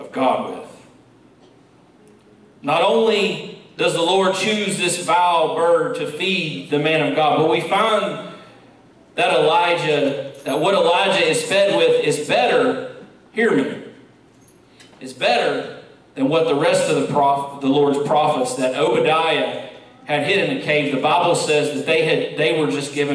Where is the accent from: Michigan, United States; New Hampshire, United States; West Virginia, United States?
West Virginia, United States; moved away; Growing up in West Virginia